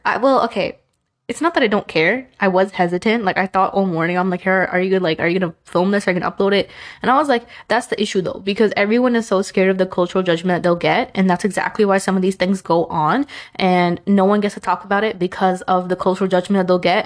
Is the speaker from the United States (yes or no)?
yes; New York, United States; I was born in the US. I was born in New York